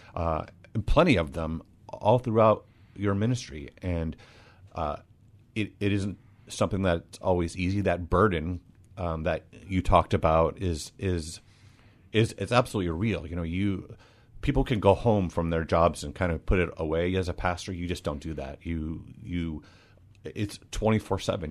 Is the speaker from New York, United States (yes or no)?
no; Des Moines, Washington, United States; I grew up, uh, in Des Moines